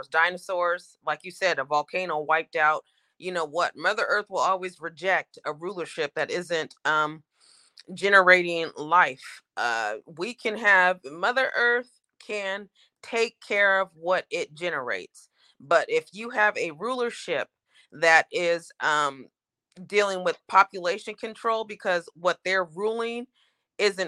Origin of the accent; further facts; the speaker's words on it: Oregon, United States; I'm from Oregon